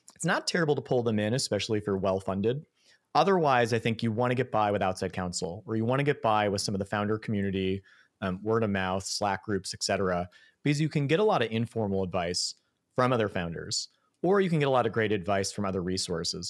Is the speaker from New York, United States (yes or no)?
yes; Buffalo, New York, United States; I grew up in Buffalo